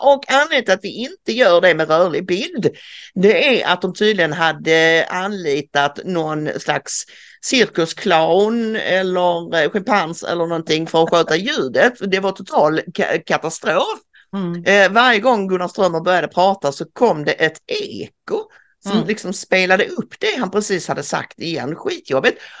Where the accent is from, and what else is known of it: Sweden